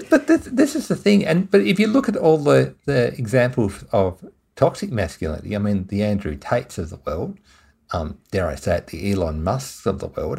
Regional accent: Tasmania, Australia; moved away; I'm originally from Tasmania

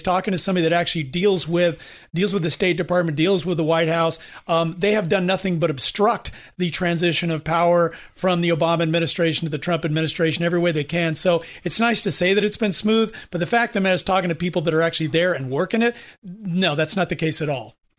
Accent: California, United States; we're from California

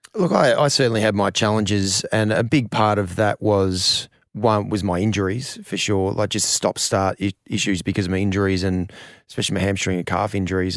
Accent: Australia; as an Australian cricketer

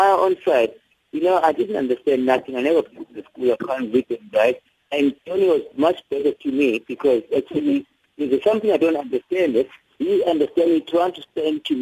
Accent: Zululand, KwaZulu-Natal, South Africa; moved away; I come from Zululand

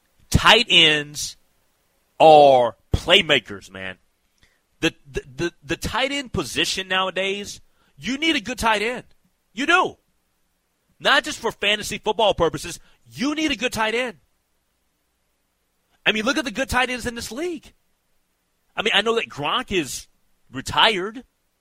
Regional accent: Minnesota, United States; as a Minnesotan

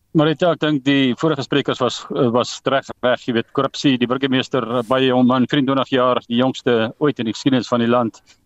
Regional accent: South Africa; moved away; my tuisdorp. Ek gaan nie die dorp se naam noem nie maar dis dis eh, dis nou in Frankfurt wat nou genoem is in die vorige onderhoud. Ek meen ek het daar groot geword skool gevang.

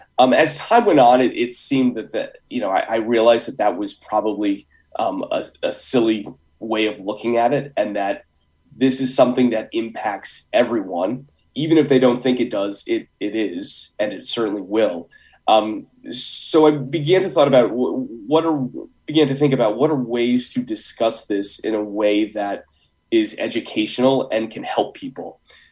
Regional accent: Guilford, Connecticut, United States; so I grew up in Guilford, and obviously when you grow up there, you spend a lot of time down by the water.

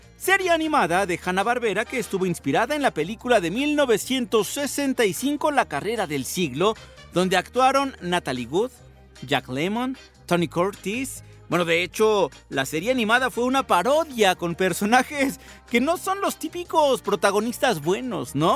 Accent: Mexico; Ya, ya saben cómo somos aquí en México

